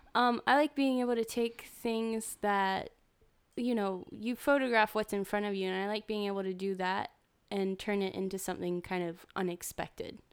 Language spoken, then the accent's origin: English; Winston-Salem, North Carolina, United States; I'm from Winston-Salem, which is, like, twenty, thirty minutes away from Greensboro.